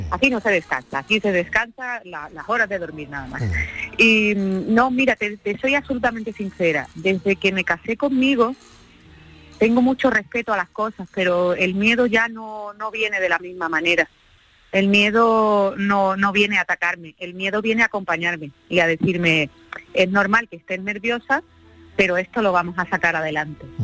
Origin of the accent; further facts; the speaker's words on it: Andalusia, Spain; que somos andaluces, eh, vamos eh, andaluceando por donde vamos.